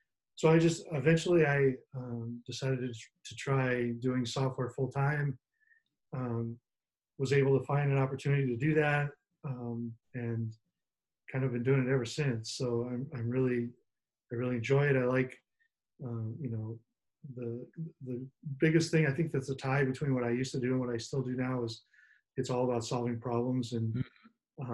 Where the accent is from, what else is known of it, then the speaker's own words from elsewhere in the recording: Des Moines, Iowa, United States; I'm from Des Moines, Iowa